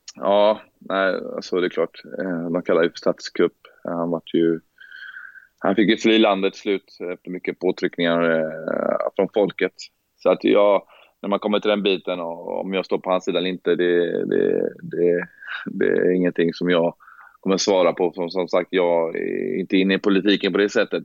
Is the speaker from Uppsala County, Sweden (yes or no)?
no; Gothenburg, Västra Götaland, Sweden; moved away as an adult; jag är från Hammarkullen och jag har sett en del saker i mina tider och jag har varit upp, typ uppväxt